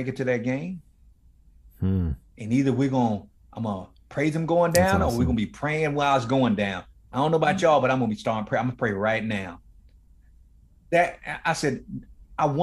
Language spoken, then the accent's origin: English; Miami, Florida, United States; me growing up in one of the toughest, inner city ghettos in Miami, Florida, in a place called Liberty City